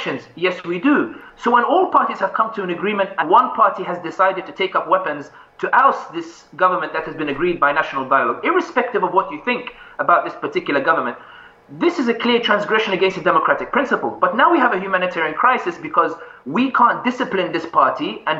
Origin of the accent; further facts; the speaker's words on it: London, United Kingdom; when I was growing up in London